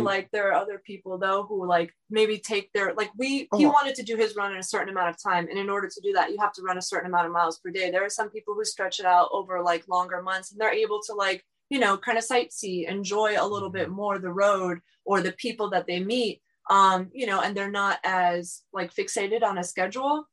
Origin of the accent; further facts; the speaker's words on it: South Florida, United States; I grew up in, you know, the United States, like I grew up in South Florida